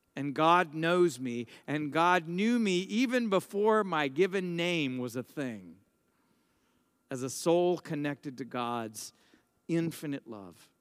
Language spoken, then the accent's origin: English; United States; I'm an American, I'm a priest